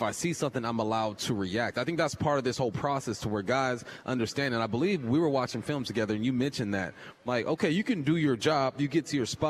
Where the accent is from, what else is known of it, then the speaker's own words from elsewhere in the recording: Southern California, United States; We're both from Southern California